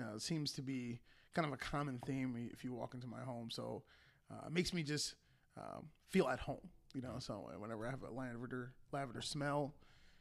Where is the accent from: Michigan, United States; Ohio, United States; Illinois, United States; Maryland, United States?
Ohio, United States; Akron; moved away as an adult; now in Columbus, United States; I was born and raised in Akron, Ohio, where most of us are Cleveland fans